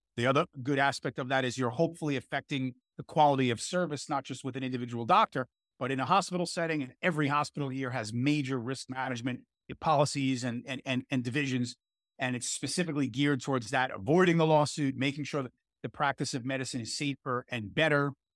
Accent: New York City, New York, United States; I grew up in Brooklyn. and I live in Brooklyn

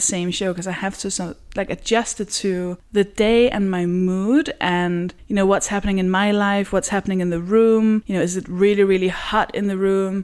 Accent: Copenhagen, Capital Region of Denmark, Denmark; moved away; because I'm from Denmark, I'm from Copenhagen, where even though it's the biggest city

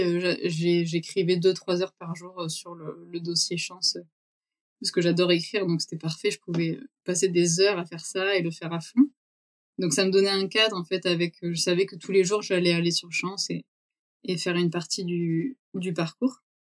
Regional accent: Vaucluse, Provence-Alpes-Côte d'Azur, France; moved away as an adult; also born or lived in Brussels; Moi je suis euh, née dans le Vaucluse

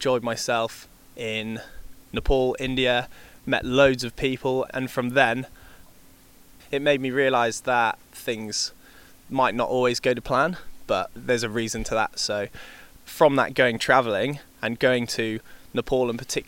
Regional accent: Market Lavington, South West England, United Kingdom; moved away as an adult; now in New Zealand; I grew up southwest of the UK in a county called Wiltshire and a tiny little village called Market Lavington, which is just under Salisbury Plain

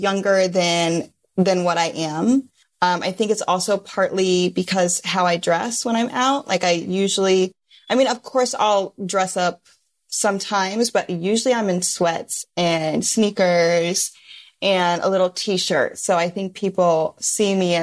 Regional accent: Midwest, United States; now in Los Angeles, United States; Growing up in the Midwest

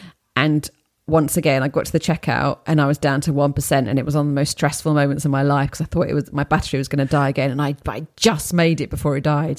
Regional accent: United States; moved away as an adult; now in London, United Kingdom; I grew up in the United States, but at the age of 26, I took a risk and moved to London. That was in 2002.

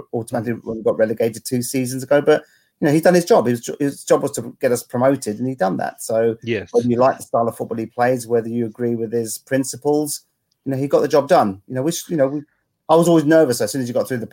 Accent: London, United Kingdom; was brought up literally between the two grounds, 10 minutes walk between Fulham Stadium and 10 minututes away from Stamford Bridge.

